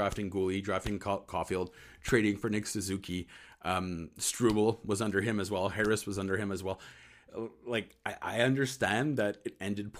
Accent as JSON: {"language": "English", "region": "Eastern Ontario", "country": "Canada", "tie": "born or raised there", "moved": "yes", "lives_now": "Montreal, Canada", "said": "as a Franco-Ontarian, so I was born in East Ontario. There's about a million of us, actually, Francophones that come from Ontario. But I was too French for my city"}